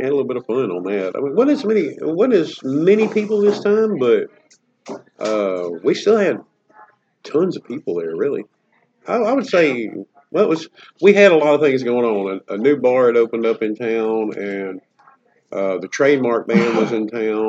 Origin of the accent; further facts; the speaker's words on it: the South, United States; I'm from the South.